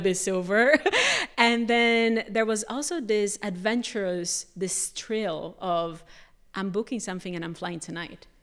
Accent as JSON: {"language": "English", "country": "Brazil", "moved": "yes", "said": "I'm from Brazil."}